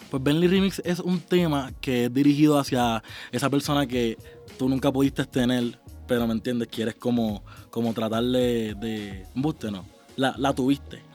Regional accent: Puerto Rico; en mi país, en Puerto Rico

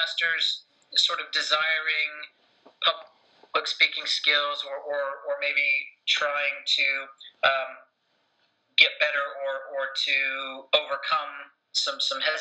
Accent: United States; moved away as an adult; now in United Kingdom; as you can tell from my accent, I grew up in America, been in the UK for about 10 years

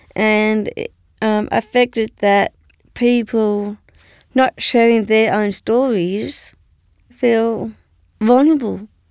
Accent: Canberra, Australian Capital Territory, Australia; I grew up in Canberra at that time

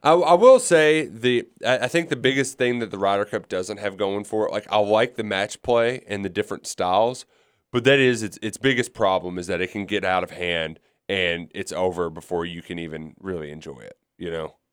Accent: South Florida, United States; I'm not from Jacksonville. I'm from South Florida

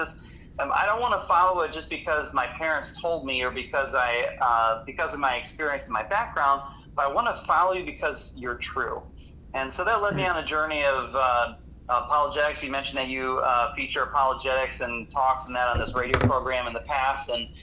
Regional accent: Hinckley, Ohio, United States; I grew up in Hinkley, Ohio

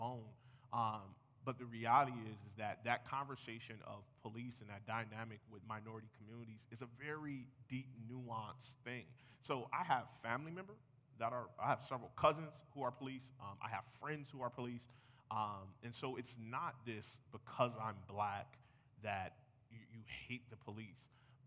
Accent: United States; I'm American.

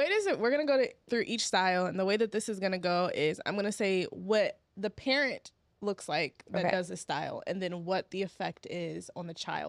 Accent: Kilmichael, Mississippi, United States; Kilmichael, Mississippi.

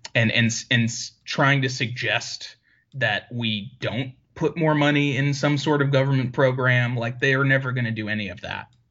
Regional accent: Syracuse, New York, United States; I grew up in Syracuse, New York, and, well, the suburbs

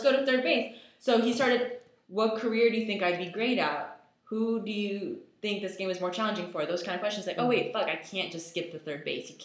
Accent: United States; also born or lived in Israel; I was born in Israel, and my mom and I moved to America when I was 6 years old

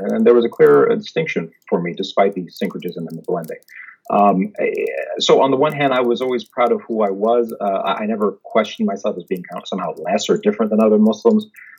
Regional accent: Jakarta, Indonesia; born there; I was born in Jakarta, but have only ever been American because Indonesia doesn't actually allow dual citizenship.

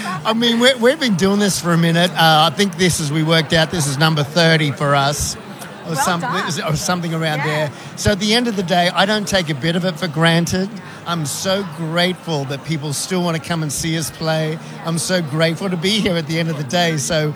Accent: Queensland, Australia; I'm from Queensland.

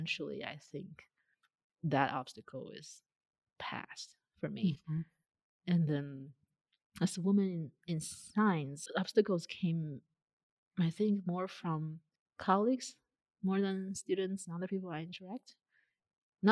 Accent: China; moved away as an adult; also born or lived in Beijing; now in United States; Growing up in China

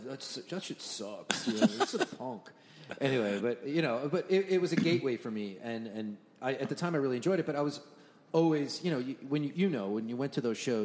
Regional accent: Long Island, New York, United States; My introduction to hardcore was definitely, or I'm from Long Island.

